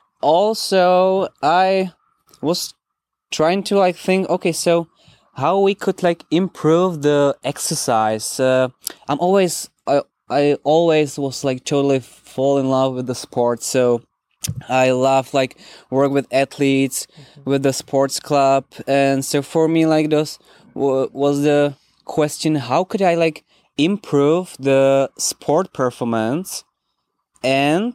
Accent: Czechia; I'm coming from Czech Republic

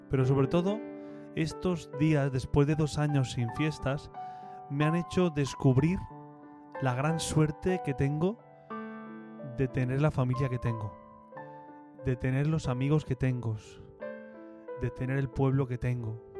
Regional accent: Sax, Valencian Community, Spain; moved away as an adult; also born or lived in Orihuela; now in Torrevieja, Spain; Yo estos días que he estado de fiestas en Saks, en mi pueblo

